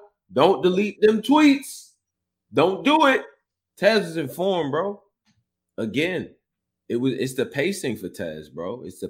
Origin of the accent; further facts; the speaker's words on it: Northeast, United States; I'm from the Northeast.